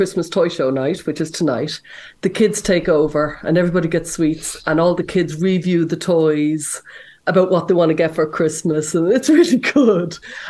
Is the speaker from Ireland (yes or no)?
yes; Ireland; Sure, I'm Irish.